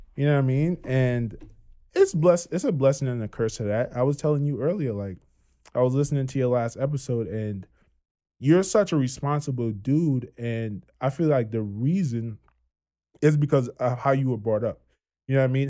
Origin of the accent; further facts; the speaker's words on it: Trinidad & Tobago; accent: Trini; moved away; born and raised in Trinidad